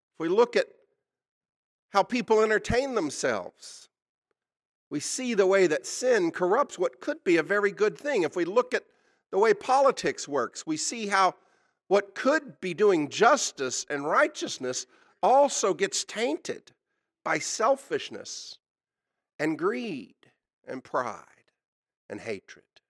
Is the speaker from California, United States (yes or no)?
no; Oklahoma, United States; I was born in Oklahoma. This is my native state